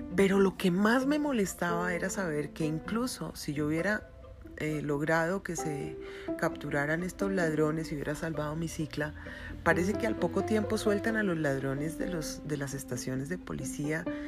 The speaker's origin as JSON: {"language": "Spanish", "country": "Colombia", "said": "conozco mi gente, conozco cómo somos los colombianos"}